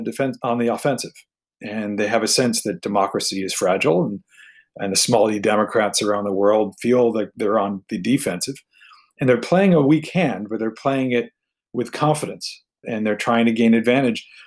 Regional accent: United States; moved away as an adult; also born or lived in Taiwan; me as an American

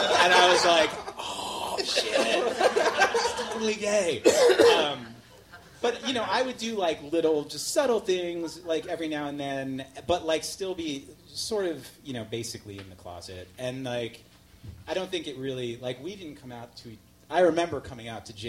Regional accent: New York City, New York, United States; I grew up in Queens. I grew up in New York hardcore scene in the 80s

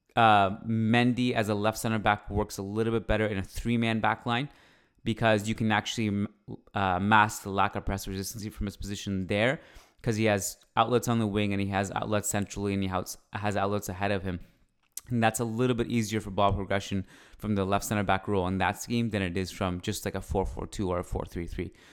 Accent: Canada; I'm Canadian. I uh, was born here and I freaking love it here.

